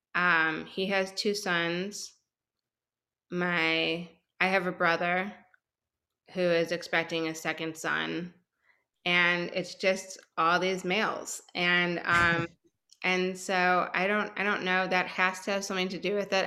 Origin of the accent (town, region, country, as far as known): Chicago, Illinois, United States; moved away as an adult; now in Houston, United States